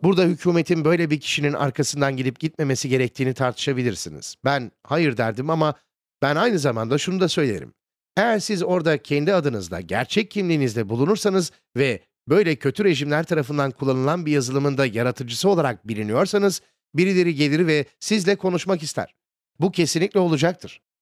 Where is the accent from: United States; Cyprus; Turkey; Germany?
United States; benim memleketim olan Amerika Birleşik Devletleri'nde